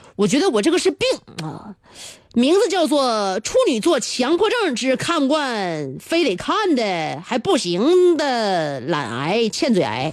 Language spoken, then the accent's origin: Chinese; Northeast China, China; accent: Northeastern; 用我们东北话来讲就是一个字儿